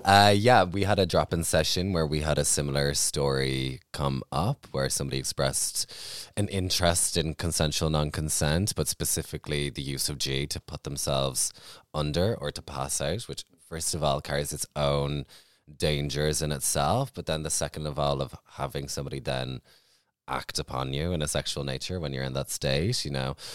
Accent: Ireland; for myself growing up in Ireland

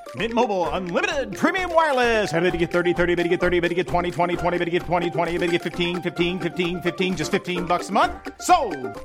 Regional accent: China; 我们中国人

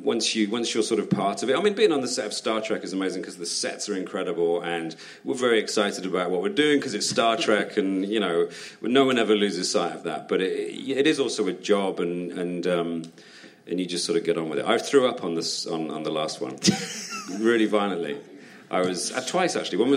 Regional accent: United Kingdom; as a Brit

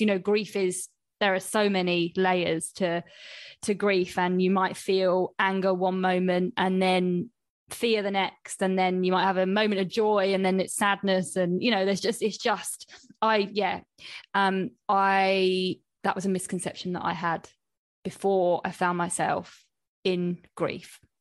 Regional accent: Coventry, West Midlands, United Kingdom; in Cov, like, where I'm from, there were no, like, sushi places

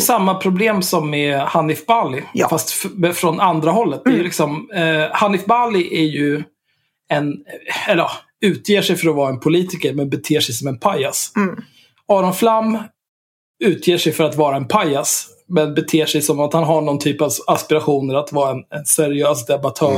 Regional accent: Sweden; first language Swedish; Jag är svensk

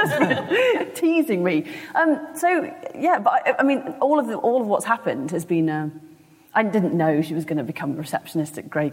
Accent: Birmingham, West Midlands, United Kingdom; I grew up in Birmingham

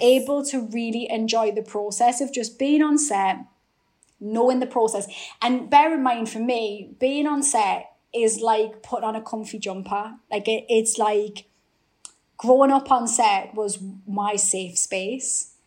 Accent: Newcastle upon Tyne, North East England, United Kingdom; accent: Geordie; my Geordie accent

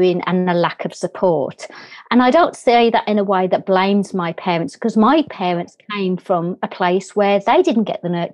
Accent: Birmingham, West Midlands, United Kingdom; accent: English; As you can hear from my accent, I'm English. I was brought up in a inner city area in England called Birmingham.

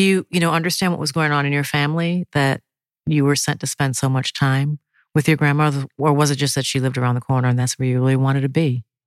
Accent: Minneapolis, Minnesota, United States; also born or lived in Birmingham, Alabama; I was raised in Minneapolis, Minnesota

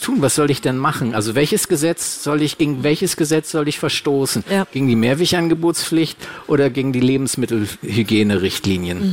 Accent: Hamburg, Germany; Und ich komme ja aus der Nähe von Hamburg

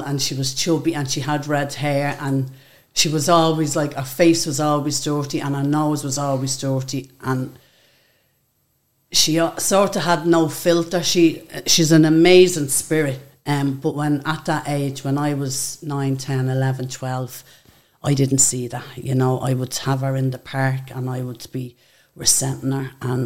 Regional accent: Dublin, Leinster, Ireland; also born or lived in England; I grew up in a block of flats just around the corner from the Spellman Centre. George Reynolds House

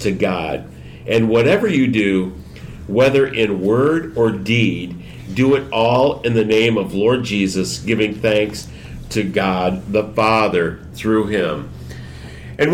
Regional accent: Michigan, United States; now in Houston, United States; I'm from Michigan, where the weather, the seasons were distinct

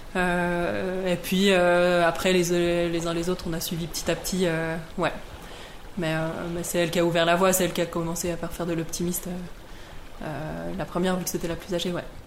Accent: Versoix, Geneva, Switzerland; j'ai grandi à Versoix

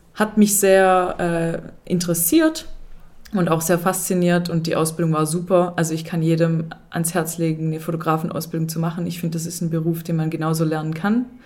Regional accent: Swabia, Germany; ich bin Schwabe

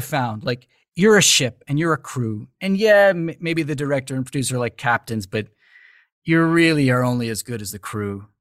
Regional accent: New York City, New York, United States; moved away as an adult; now in Los Angeles, United States; I was born and raised in the U S, raised, you know, grew up in New York City.

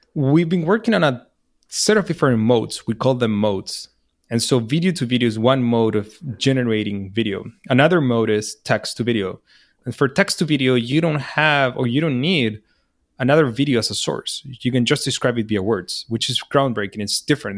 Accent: Chile; moved away as an adult; also born or lived in New York, United States; I'm from Chile

